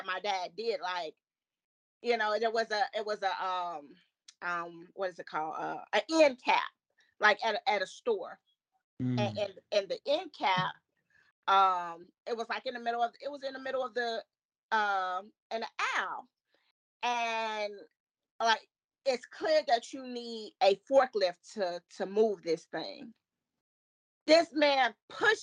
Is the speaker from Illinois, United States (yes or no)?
yes; Chicago, Illinois, United States; moved away; I'm from Chicago.